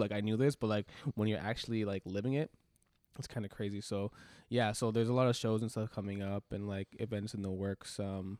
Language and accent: English; Jamaica; So that's me being Jamaican.